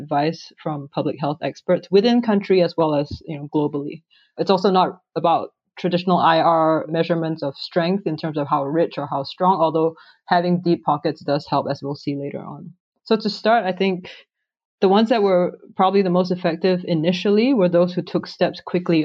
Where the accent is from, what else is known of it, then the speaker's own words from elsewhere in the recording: Singapore; now in Phoenix, United States; I'm from Singapore.